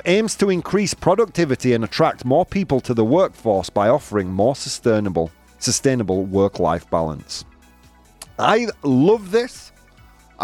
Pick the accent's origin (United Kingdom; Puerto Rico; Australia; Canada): United Kingdom; Bradford, Yorkshire and the Humber; I was born in Bradford